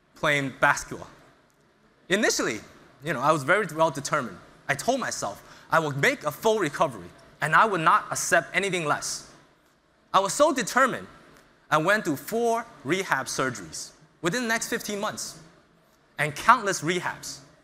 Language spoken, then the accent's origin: English; New York City, New York, United States; moved away as an adult; also born or lived in China; I was born in China, but I moved to the United States around six years old. And I grew up in Brooklyn, New York